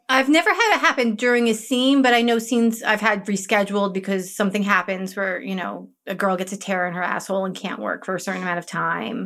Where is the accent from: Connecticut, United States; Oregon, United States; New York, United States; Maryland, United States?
New York, United States; Woodstock; I grew up near near Woodstock, New York, in the middle